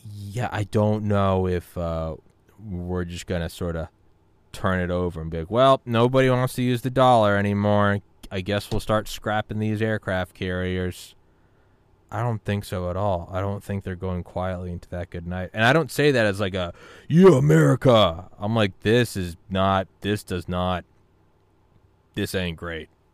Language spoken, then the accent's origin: English; New England, United States; moved away; also born or lived in Georgia; I lived in Georgia for fifteen years, but I'm from New England